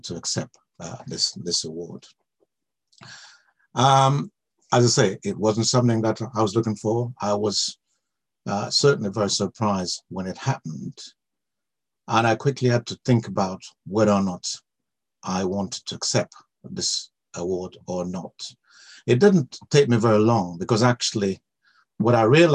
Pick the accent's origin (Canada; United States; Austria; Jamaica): Jamaica; now in United Kingdom; I came here from Jamaica, where I was born